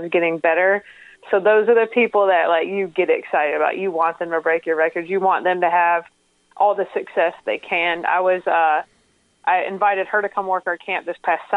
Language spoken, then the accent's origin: English; Fort Mill, South Carolina, United States; I'm from the Carolinas